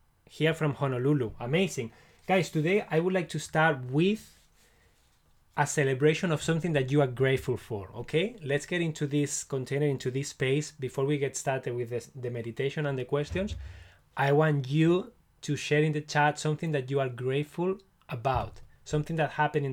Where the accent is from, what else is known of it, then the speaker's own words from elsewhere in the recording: Barcelona, Catalonia, Spain; now in Scotland, United Kingdom; I'm from Spain, from Barcelona